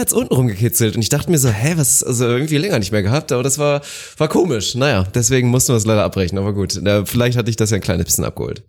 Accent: Northern Germany, Germany; now in Bavaria, Germany; Ich natürlich wurde da auch sehr oft mit konfrontiert als Nordlicht

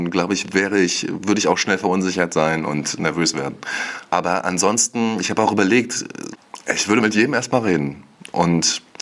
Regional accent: Wismar, Mecklenburg-Vorpommern, Germany; ich bin 32 Jahre alt, ich komme aus Wismar, ähm, einer wunderschönen Stadt an unserer schönen Ostseeküste.

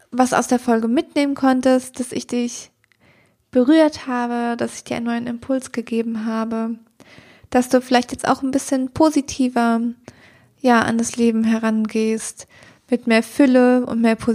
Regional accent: Germany; wir sind wahnsinnig privilegiert, hier in Deutschland aufgewachsen zu sein

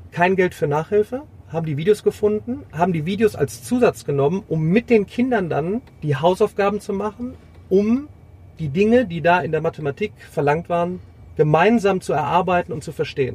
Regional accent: Remscheid, North Rhine-Westphalia, Germany; Ich komme aus Remscheid.

